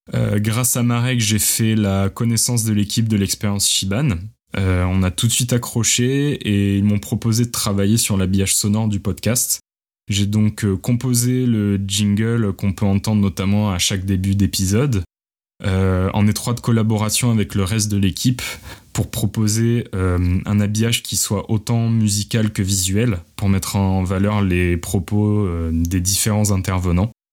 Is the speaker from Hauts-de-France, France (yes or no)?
no; Montpellier, Occitania, France; moved away as an adult; also born or lived in Paris; J'ai grandi à Montpellier avant de déménager à Paris pour suivre mes études